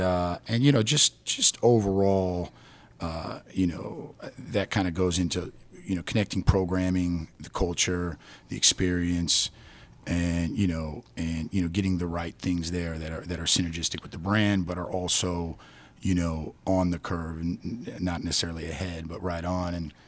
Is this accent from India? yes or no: no; Salt Lake City, Utah, United States; also born or lived in Greece; You know, I was born in Salt Lake City, Utah